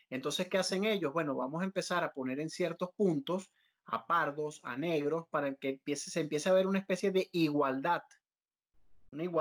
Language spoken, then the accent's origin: Spanish; Colombia; teníamos como colombianos